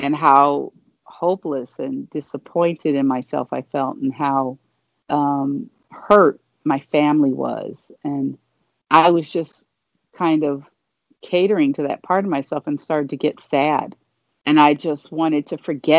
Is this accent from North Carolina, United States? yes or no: no; Gary, Indiana, United States; moved away as an adult; also born or lived in Michigan; now in Los Angeles, United States; my hometown of Gary, Indiana